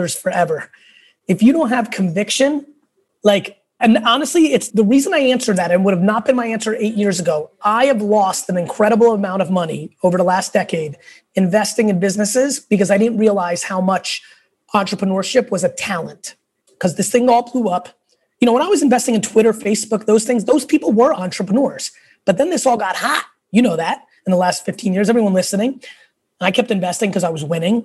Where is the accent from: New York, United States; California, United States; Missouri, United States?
New York, United States; New York City; also born or lived in Russia; I was born in Russia. We lived in a studio apartment in Queens